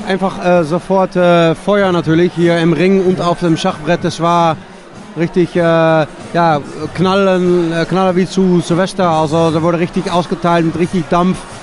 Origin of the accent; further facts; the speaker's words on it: Netherlands; moved away; ich komme aus Holland